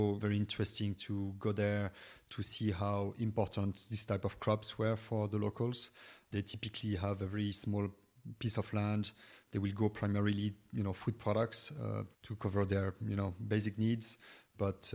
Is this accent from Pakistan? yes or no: no; Brittany, France; also born or lived in United States / New York; now in Dublin, Ireland; I come from Brittany, west of France